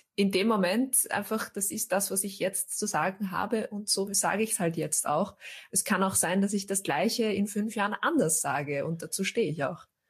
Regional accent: Austria; ich bin Österreicherin, ich bin hier geboren, meine Großeltern waren schon hier

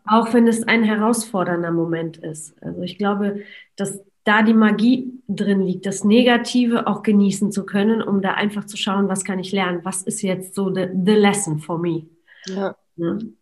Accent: Poland; moved away; ich bin in Polen geboren

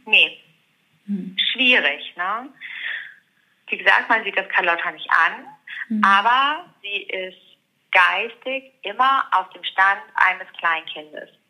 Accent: Ruhr area, North Rhine-Westphalia, Germany; moved away as an adult; now in near Bielefeld, Germany; Hier bin ich nicht geboren. Ich komme aus dem Ruhrgebiet

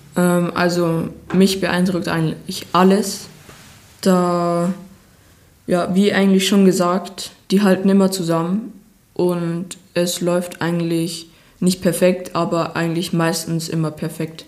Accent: Bayerwaldhof, Bavaria, Germany; der Bayerwaldhof ist für mich die Heimat, wo ich geboren bin, wo ich meine Kindheit verbracht habe

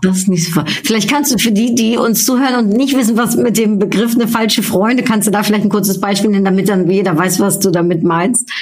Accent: Germany; bin ich in Deutschland aufgewachsen, deutschsprachig

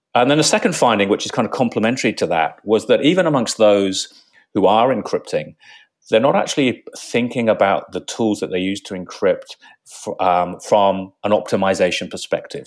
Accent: England, United Kingdom; moved away as an adult; now in Australia; I grew up in England

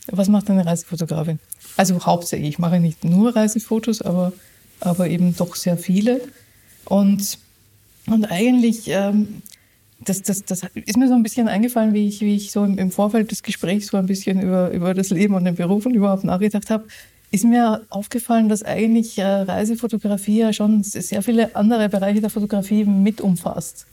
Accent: Austria; now in Germany; ich bin ja Österreicherin

